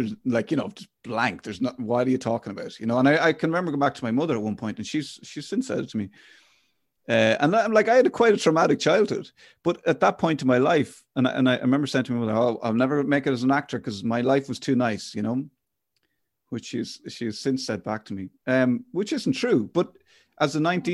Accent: Ireland; I'm an Irish boy

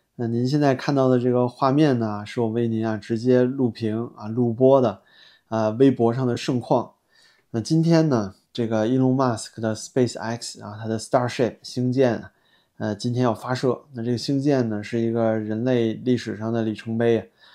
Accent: China; 我作为一个中国大陆的中国人

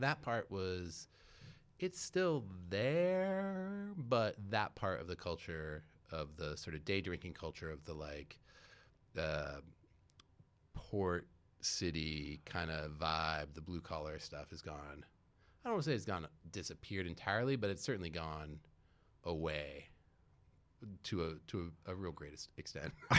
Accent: San Francisco, California, United States; also born or lived in Petaluma, California; I was born in San Francisco and then, um, moved up to Petaluma for high school and, and, um, then went to Cal. Um, so I'm a Bay Area kid, like, through and through

